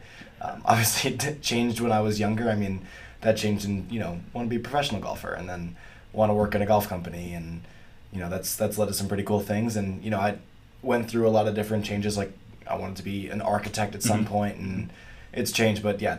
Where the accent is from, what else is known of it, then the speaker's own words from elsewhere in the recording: Atlanta, Georgia, United States; moved away as an adult; now in Ohio, United States; I'm from Atlanta, Georgia, just north of the city.